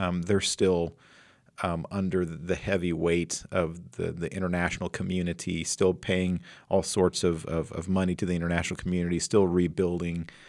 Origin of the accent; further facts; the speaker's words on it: Flint Hills, Kansas, United States; right outside my hometown, I seventy, right through the Flint Hills